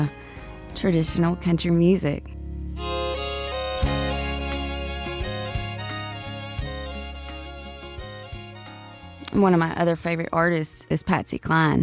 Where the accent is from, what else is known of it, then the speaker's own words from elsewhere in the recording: South Carolina, United States; what I grew up listening to in South Carolina